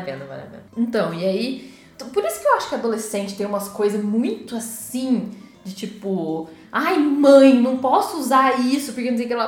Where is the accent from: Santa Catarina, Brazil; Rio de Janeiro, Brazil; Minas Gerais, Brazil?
Minas Gerais, Brazil; Poços de Caldas; a minha adolescência eu passei em Poços